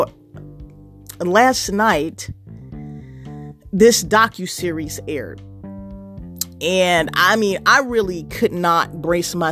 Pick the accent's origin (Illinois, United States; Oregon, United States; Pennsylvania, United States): Illinois, United States; Chicago; being a Chicagoan, true blue, born and raised